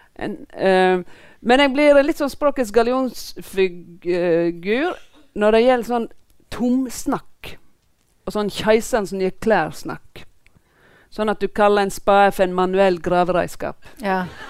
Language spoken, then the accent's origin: Norwegian; Voss, Vestland, Norway; jeg er fra Voss